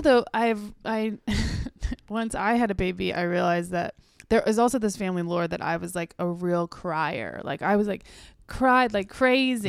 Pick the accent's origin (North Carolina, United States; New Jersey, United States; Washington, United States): North Carolina, United States; born or raised there; also born or lived in California